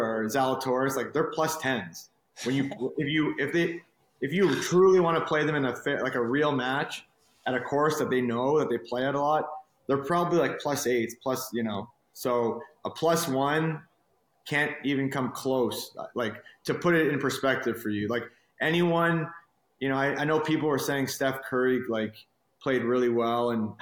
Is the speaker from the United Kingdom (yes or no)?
no; Montreal, Quebec, Canada; moved away; also born or lived in Halifax / Beaconsfield / Boston; My dad got a job in Montreal, so we moved there